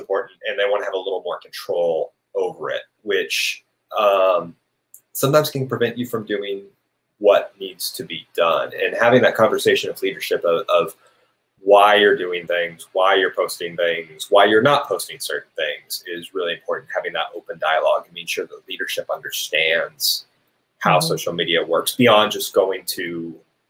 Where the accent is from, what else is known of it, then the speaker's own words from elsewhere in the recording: Arkansas, United States; moved away as an adult; also born or lived in Texas; I grew up here. This is my hometown